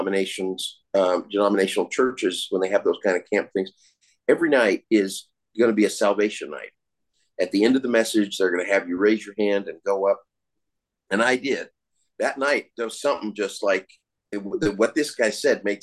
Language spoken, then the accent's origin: English; Colorado, United States; also born or lived in California; I was raised from the time I was about 4 and a half, when I moved from California to Colorado.